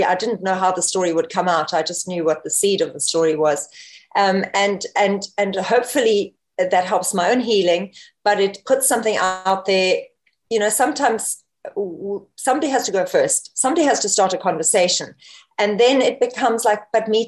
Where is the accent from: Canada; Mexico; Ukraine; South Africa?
South Africa; also born or lived in Namibia; I was actually born in Namibia, Africa. I don't know if anyone knows where that is, just north of South Africa. And I was raised in South Africa